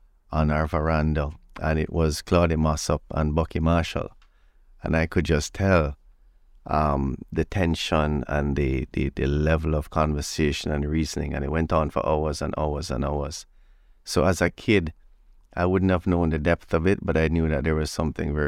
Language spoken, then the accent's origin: English; Runaway Bay, Saint Ann, Jamaica; also born or lived in Kingston, Jamaica; So I grew up in Kingston until I was seven. Mm-hmm. And then we moved to the country, Runaway Bay